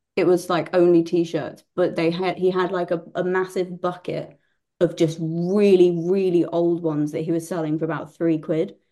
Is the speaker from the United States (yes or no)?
no; Bury St Edmunds, East of England, United Kingdom; I'm from Bury St Edmunds